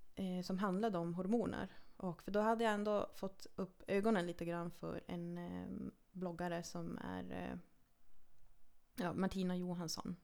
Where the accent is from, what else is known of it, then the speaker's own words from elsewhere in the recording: Lannavaara, Norrbotten County, Sweden; jag är född och uppvuxen i Lannavaara, 13 mm. mil nordost härifrån.